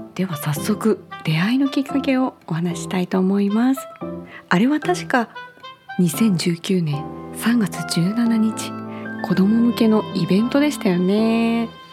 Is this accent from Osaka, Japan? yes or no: no; Sapporo, Hokkaido, Japan; now in Oita, Japan; 私は札幌市出身で今大分在住